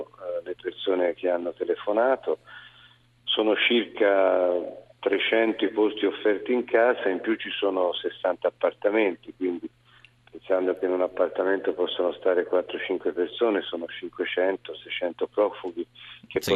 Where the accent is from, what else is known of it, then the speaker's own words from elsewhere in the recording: Tuscany, Italy; also born or lived in Lucca; sono un toscano